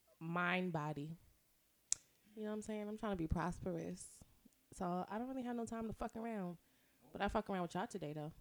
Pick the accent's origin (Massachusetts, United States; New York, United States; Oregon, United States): New York, United States; New York City; moved away; I'm from Harlem. I used to live on this really ghetto block